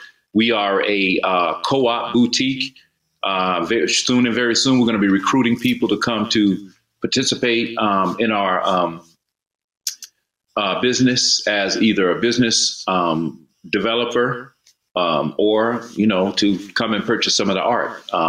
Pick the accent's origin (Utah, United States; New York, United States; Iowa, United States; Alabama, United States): Alabama, United States; Mobile; born there; now in Atlanta, United States; I was born in Mobile, Alabama, but my father was in the military. So I've lived and moved all around the world.